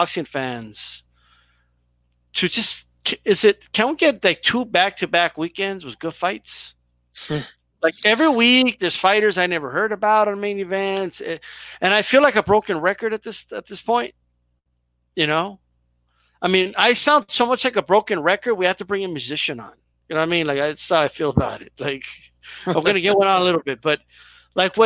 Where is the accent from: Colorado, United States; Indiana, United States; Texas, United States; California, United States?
Texas, United States; El Paso; I'm from El Paso